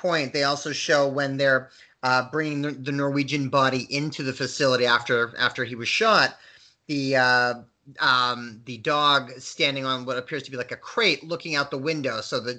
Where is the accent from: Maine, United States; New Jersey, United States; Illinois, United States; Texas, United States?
Maine, United States; Waterville; born or raised there